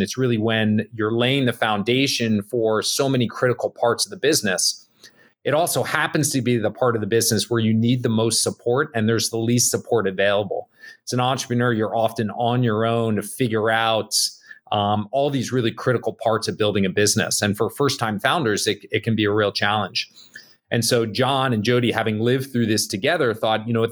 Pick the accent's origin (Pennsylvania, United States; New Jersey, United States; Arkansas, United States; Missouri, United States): New Jersey, United States; Bergen County; moved away; I grew up in Jersey, um, uh, little town outside New York City, Bergen County.